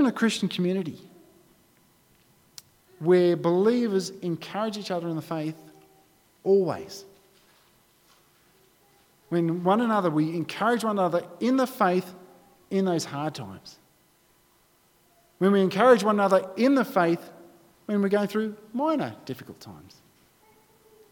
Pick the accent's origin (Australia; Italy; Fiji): Australia; being an Australian